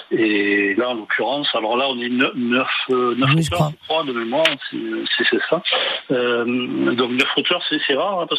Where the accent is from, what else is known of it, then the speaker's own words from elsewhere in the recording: Toulon, Provence-Alpes-Côte d'Azur, France; born there; je suis né à Toulon, j'habite euh, j'habite un peu plus haut maintenant dans le, centre-val.